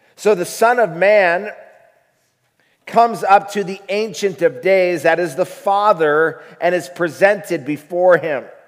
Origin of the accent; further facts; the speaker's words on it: United States; also born or lived in Africa; we are American.